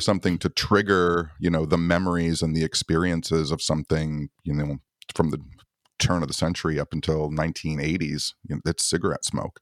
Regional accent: Michigan, United States; I'm from Michigan

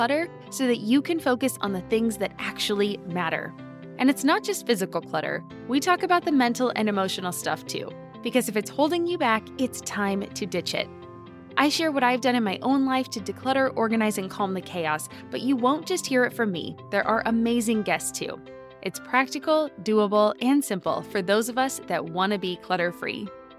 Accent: California, United States; I grew up in Southern California, and I mean, in high school, my style was everywhere.

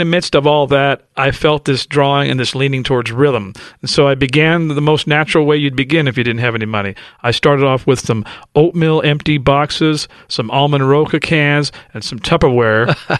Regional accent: Los Angeles, California, United States; And I grew up in South Central L A. I grew up straight out of Compton

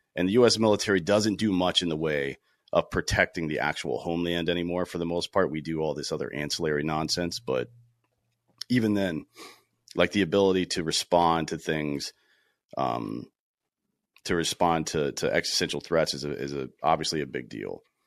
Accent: South Carolina, United States; I grew up in South Carolina, played baseball, uh, in high school

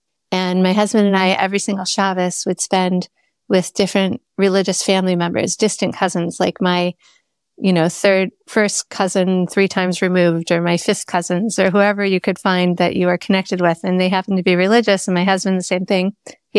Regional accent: Minneapolis, Minnesota, United States; So I was born and raised in Minneapolis. Two of my great-grandparents were born in Minnesota. So my great-great-great-grandmother's buried in Duluth. So we are true Yankees.

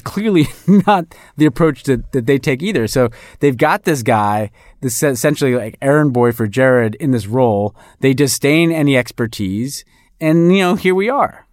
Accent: New York, United States; moved away; I'm a New Yorker

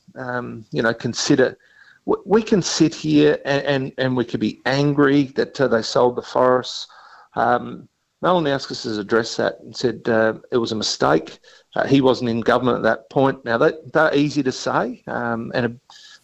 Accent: Mount Gambier, South Australia, Australia; growing up in Mount Gambier

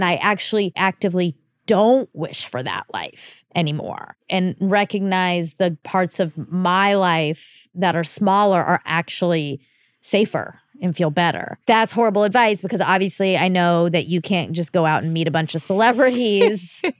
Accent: Iowa, United States; I'm from Iowa and there isn't a lot of national entertainment here, so it is so foreign to me.

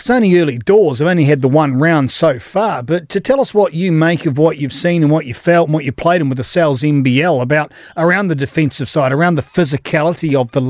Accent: Canterbury, New Zealand; I'm from Canterbury originally.

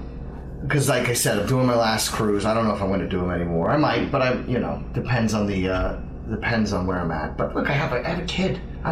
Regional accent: New Orleans, Louisiana, United States; born or raised there; also born or lived in Montreal, Canada

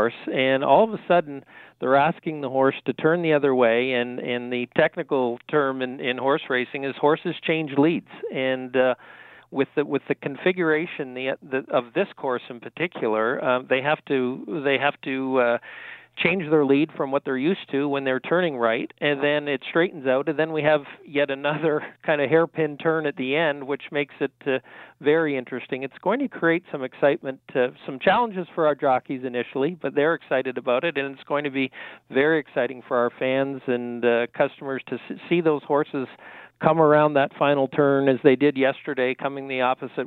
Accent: Canada; as a Canadian

